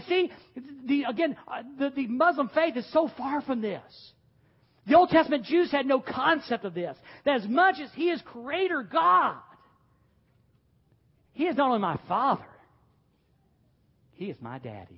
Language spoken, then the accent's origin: English; the South, United States; I was a Southern boy growing up in the South